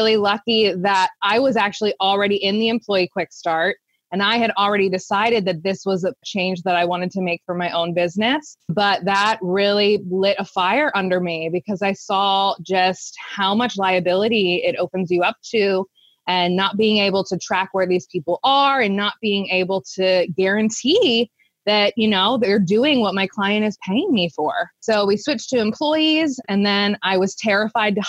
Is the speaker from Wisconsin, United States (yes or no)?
no; Central Pennsylvania, United States; I started my business, Preferred Pet Care Services, here in Central Pennsylvania. We're based around the Harrisburg area. I actually started my business in my hometown